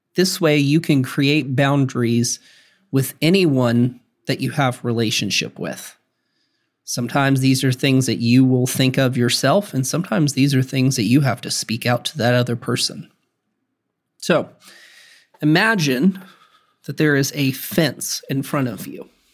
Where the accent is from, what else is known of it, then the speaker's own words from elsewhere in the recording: the South, United States; I'm from the South